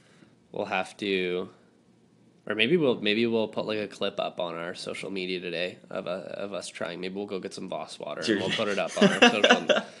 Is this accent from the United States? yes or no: no; Canada